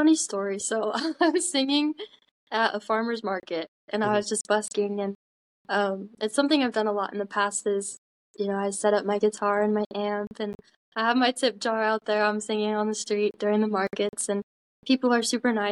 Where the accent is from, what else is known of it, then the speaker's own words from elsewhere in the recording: Utah, United States; I'm from Utah. I've lived here my whole life. I've actually lived in the same house my entire life